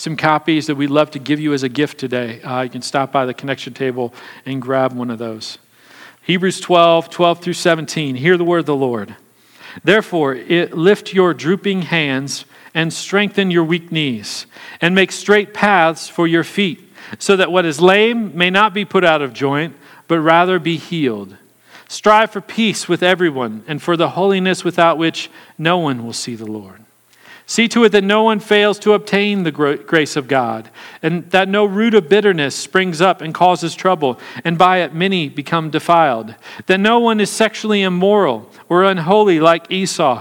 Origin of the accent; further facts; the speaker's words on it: Kansas City, United States; I was born and raised in Kansas City